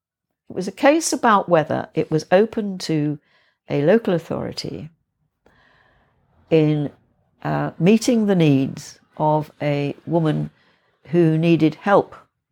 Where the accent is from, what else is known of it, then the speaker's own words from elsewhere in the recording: Yorkshire and the Humber, United Kingdom; we were a bit of outsiders in the village I grew up in North Yorkshire